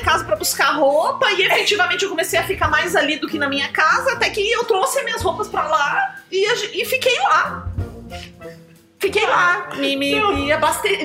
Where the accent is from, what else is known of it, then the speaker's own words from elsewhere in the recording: Brazil; a gente é brasileiro